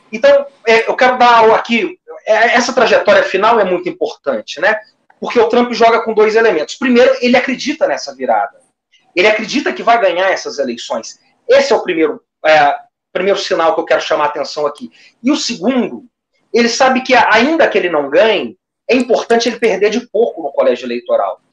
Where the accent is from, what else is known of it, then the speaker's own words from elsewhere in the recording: Minas Gerais, Brazil; como se diz em Minas Gerais, a minha terra